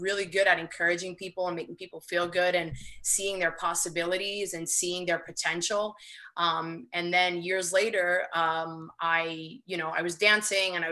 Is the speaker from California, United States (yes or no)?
no; New York City, New York, United States; I'm in New York. I live in Queens. I do work in the city, but I live in Queens. Yeah. And I'm from Queens, but not this side.